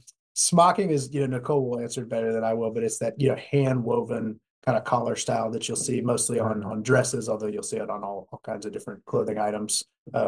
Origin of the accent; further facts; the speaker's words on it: Dallas, Texas, United States; I also grew up here in Dallas, went to ESD, Dallas Episcopal, and then to Vanderbilt. And then came back to Dallas